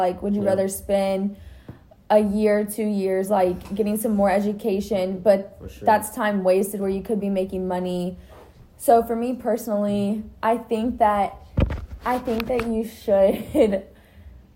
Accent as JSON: {"language": "English", "region": "Texas", "country": "United States", "tie": "born or raised there", "said": "growing up in Texas"}